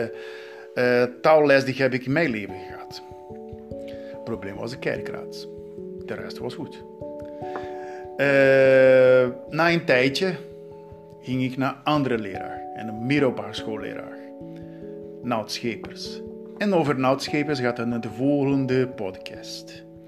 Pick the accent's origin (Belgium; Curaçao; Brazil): Brazil; Southeast; Dutch is a second language; moved away as an adult; now in Netherlands; ik ben in Brazilië geboren